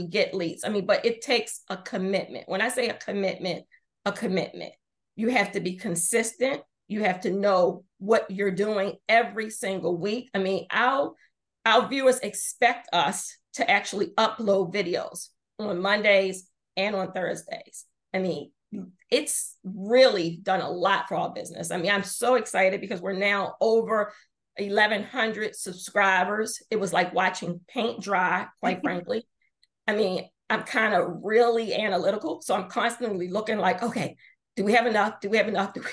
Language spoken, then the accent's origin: English; Baltimore, Maryland, United States; Baltimore, which is obviously my home town